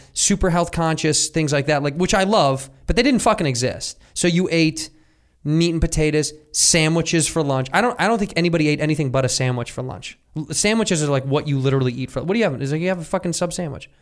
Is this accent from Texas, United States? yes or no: no; Chicago, Illinois, United States; When I was a youth, I grew up in Chicago.